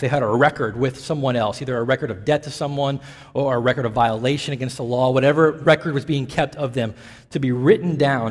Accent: Nashville, Tennessee, United States; moved away; I grew up in the South, in Tennessee, and in the epicenter of it all in Nashville

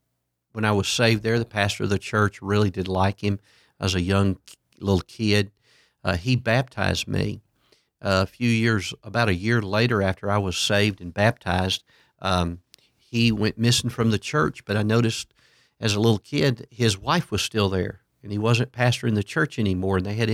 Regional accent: Port Arthur, Texas, United States; Yeah, my hometown was Port Arthur, Texas.

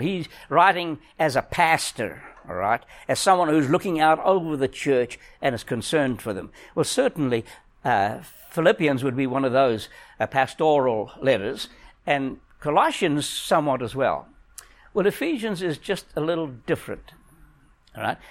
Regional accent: South Africa; moved away; I'm a South African. I think like a South African

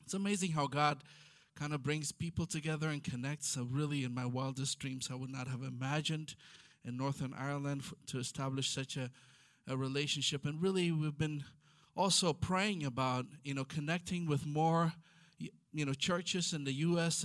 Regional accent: Ethiopia; first language Amharic; English is a second language; now in Israel; I'm from Ethiopia

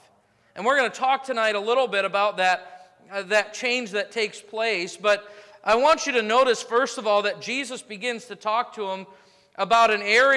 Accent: United States; I'm an American through and through

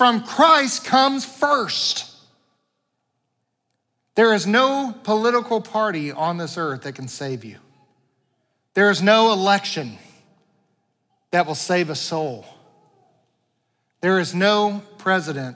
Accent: United States; I love being an American. I'm so thankful to be a citizen of this country

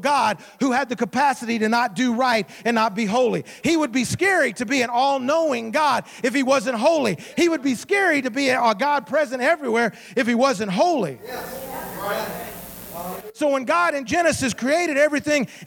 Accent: Memphis, Tennessee, United States; also born or lived in Savannah, Georgia / Southaven, Mississippi; I was born in Georgia, Savannah, Georgia. At age 5, I moved to Memphis, Tennessee. So I grew up in Memphis, Tennessee

